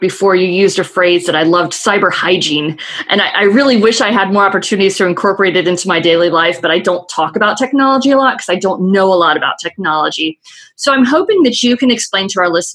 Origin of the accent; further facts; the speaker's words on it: Chicago, Illinois, United States; moved away; I grew up in Chicago, where winters were brutal, and I love Chicago, and I miss it every day.